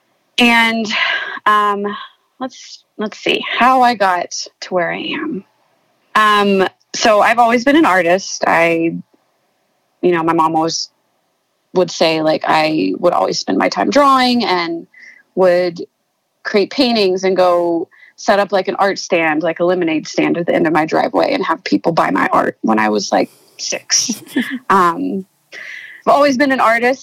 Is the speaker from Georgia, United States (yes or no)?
yes; Griffin, Georgia, United States; moved away as an adult; also born or lived in Athens, Georgia; now in Denver, United States; I grew up in Griffin, Georgia